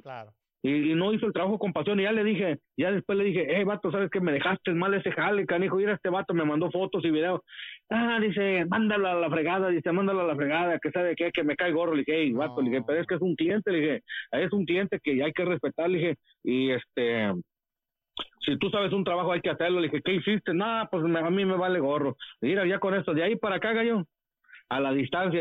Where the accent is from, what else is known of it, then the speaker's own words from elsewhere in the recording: Monterrey, Nuevo León, Mexico; moved away; also born or lived in Los Angeles, United States; soy el regio